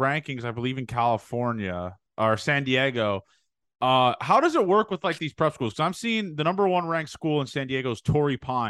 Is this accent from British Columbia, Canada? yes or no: no; Toronto, Ontario, Canada; I'm from Toronto